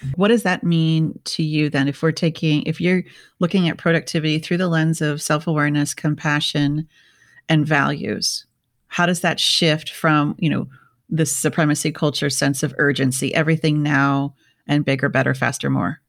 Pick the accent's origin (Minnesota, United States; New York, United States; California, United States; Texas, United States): Minnesota, United States; I grew up in Minnesota